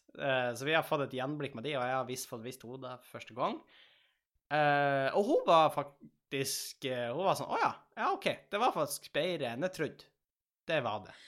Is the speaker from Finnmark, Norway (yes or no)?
no; Tjongsfjord, Nordland, Norway; moved away; når jeg er hjemme i Tjongsfjord